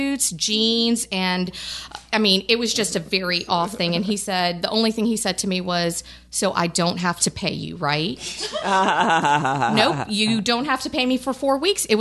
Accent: Los Angeles, California, United States; moved away as an adult; now in Baton Rouge, United States; I was born and raised in Los Angeles

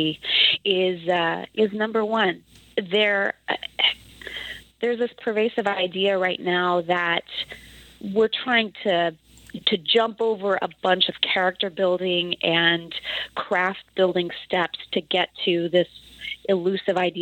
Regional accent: the panhandle of Texas, United States; moved away; I grew up in a very agrarian small town in the panhandle of Texas

